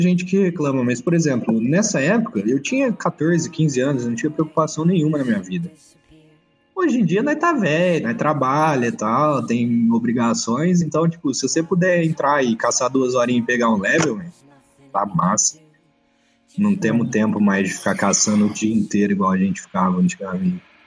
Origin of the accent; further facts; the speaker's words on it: Batatais, São Paulo, Brazil; da minha cidade, de Batatais